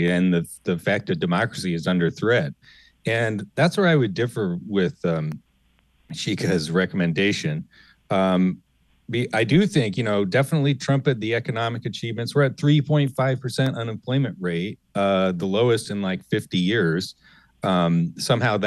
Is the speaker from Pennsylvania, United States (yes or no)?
yes; Pennsylvania, United States; In my home state of Pennsylvania